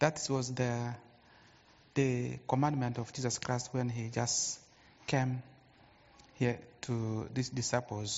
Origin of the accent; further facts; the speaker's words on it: Goma, North Kivu, DR Congo; I'm from Congo, that's Goma.